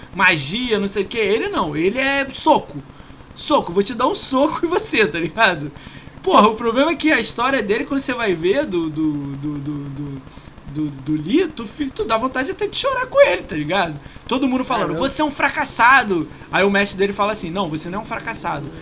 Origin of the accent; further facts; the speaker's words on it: Rio de Janeiro, Brazil; also born or lived in São Paulo; eu sou do Rio